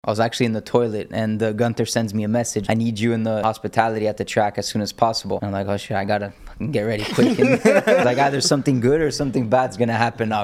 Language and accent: English; Miami, Florida, United States; I was born in Miami and raised there.